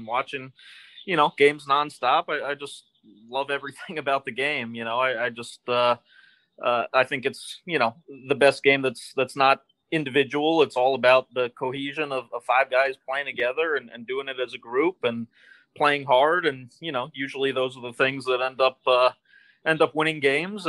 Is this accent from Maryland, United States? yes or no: yes; Rockville, Maryland, United States; Grew up specifically in Rockville, Maryland